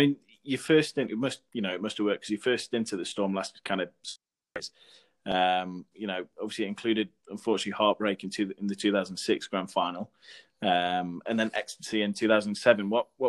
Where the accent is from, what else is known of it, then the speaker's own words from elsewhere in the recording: Newcastle upon Tyne, North East England, United Kingdom; also born or lived in Sheffield; Newcastle, my hometown